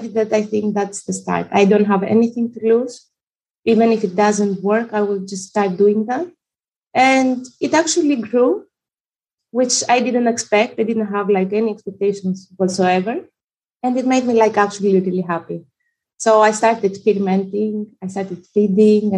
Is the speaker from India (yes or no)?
no; Greece; also born or lived in Albania; now in Netherlands; I was born in Albania and raised in Greece, currently living in the Netherlands.